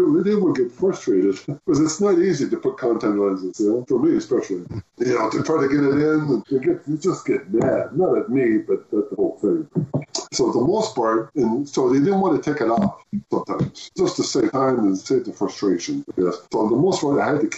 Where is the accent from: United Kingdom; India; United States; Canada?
Canada; the Maritimes; also born or lived in Moncton; I'm from the Maritimes. I'm from the East Coast